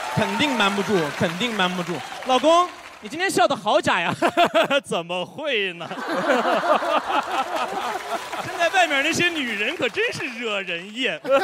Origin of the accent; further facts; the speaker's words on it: Xinjiang, China; Chinese is a second language; moved away; 我是新疆